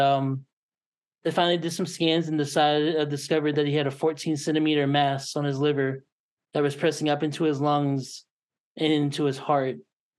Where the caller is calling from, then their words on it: Kansas City, Missouri, United States; I'm coming from Kansas City, Missouri.